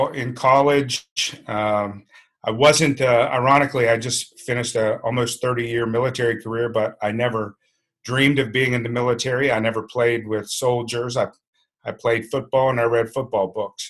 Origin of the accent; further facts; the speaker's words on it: Shenandoah Valley, Virginia, United States; also born or lived in Fairfax, Virginia; Young kid in Virginia.